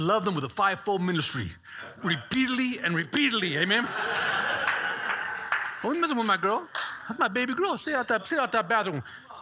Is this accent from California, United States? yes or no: yes; Bay Area, California, United States